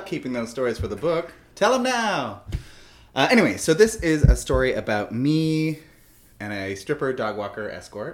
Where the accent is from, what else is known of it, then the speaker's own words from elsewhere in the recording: Canada; I'm Canadian